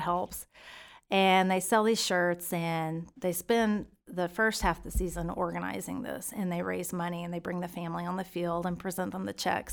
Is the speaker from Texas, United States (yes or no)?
yes; Stephenville, Texas, United States; moved away as an adult; now in Keller, United States; I'm from Stephenville, Texas